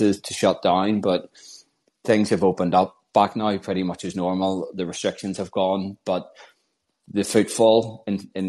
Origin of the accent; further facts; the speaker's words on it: Northern Ireland, United Kingdom; I'm from Northern Ireland